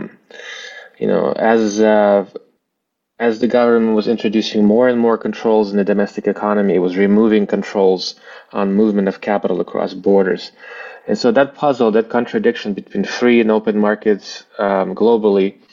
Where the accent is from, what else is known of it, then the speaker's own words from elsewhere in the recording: Bishkek, Kyrgyzstan; first language Russian; English is a second language; moved away; also born or lived in Eastern Ukraine; my family were citizens of Kyrgyzstan, and that's where I grew up, in Bishkek, Kyrgyzstan. You know, grew up speaking Russian